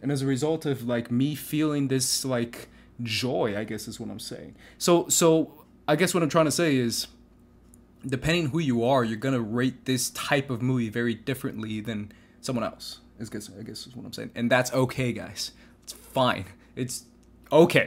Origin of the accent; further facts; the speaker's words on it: Phoenix, Arizona, United States; moved away; we grew up in Phoenix together through, through high school